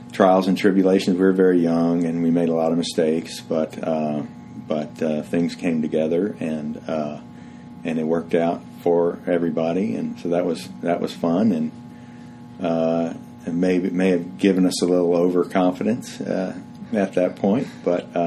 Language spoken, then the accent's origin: English; Houston, Texas, United States; I grew up in Houston and went to school at University of Texas